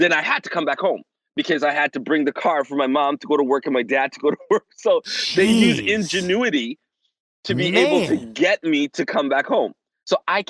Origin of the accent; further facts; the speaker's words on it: Toronto, Ontario, Canada; moved away as an adult; now in Florida, United States; I was born in Toronto, and I was not born in the ghetto part of Toronto. I was born in the suburbs